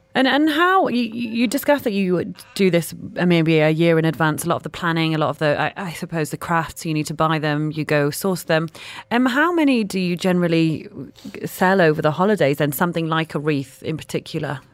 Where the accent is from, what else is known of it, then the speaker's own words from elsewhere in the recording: United Kingdom; moved away; being from the U K.